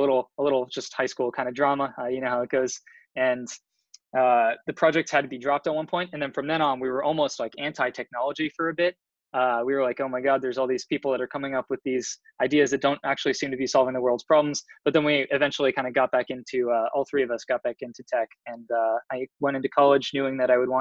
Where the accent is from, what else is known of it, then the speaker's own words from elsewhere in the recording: San Mateo, California, United States; moved away as an adult; now in Boston, United States; I'm originally from the Bay Area, from San Mateo in San Francisco